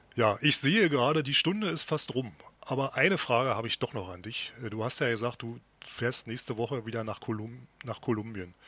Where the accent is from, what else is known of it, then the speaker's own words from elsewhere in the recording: East Germany, Germany; als Ostdeutscher